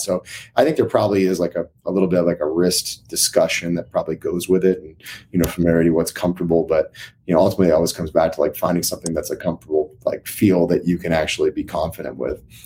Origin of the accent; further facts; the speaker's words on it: Maine, United States; I grew up in Maine